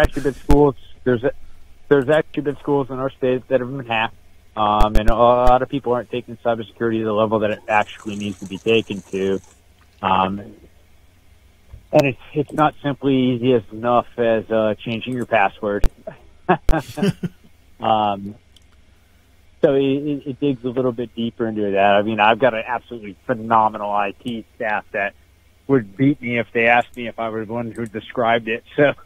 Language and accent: English; Northeast Pennsylvania, United States; I'm actually from the the Northeast. I'm I'm just based out of, just outside of Wilkes-Barre, Pennsylvania